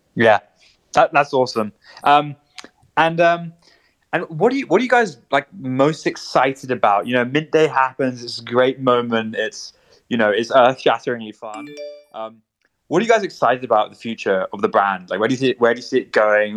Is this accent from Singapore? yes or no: no; London, United Kingdom; we're all from London